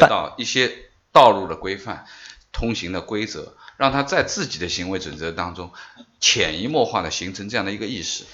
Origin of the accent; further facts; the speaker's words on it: Beijing, China; 我是大院儿的孩子，我小时候是在北京的